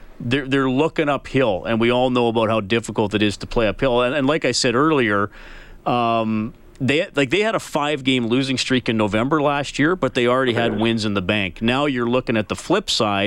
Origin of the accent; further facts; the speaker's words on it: Evansburg, Alberta, Canada; when I was a young man growing up in Evansburg